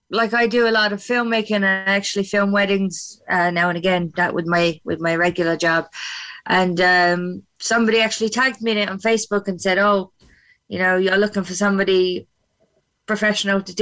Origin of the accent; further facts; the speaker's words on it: Munster, Ireland; Um, well, we're both from West Cork. Uh, my parents are English, so I picked up the accent from them.